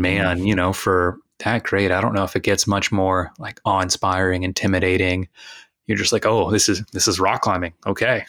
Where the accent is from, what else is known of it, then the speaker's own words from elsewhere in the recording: Texas, United States; moved away; I'm from Texas